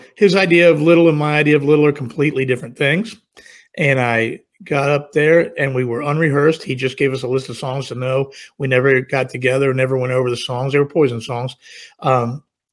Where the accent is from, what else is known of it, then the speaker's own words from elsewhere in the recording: Virginia, United States; I was from Virginia, I literally grew up 60 miles from where Bret grew up.